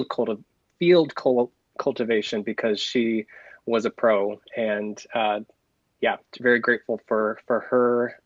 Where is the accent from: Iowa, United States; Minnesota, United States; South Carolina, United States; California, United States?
Iowa, United States; Pomeroy; I'm a lifelong Iowan. I was born and raised in Northwest Iowa on a farm outside of a tiny town called Pomeroy